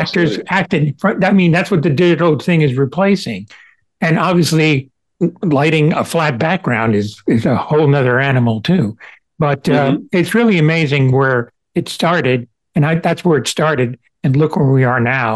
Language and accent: English; Cuba; moved away; I was born in Cuba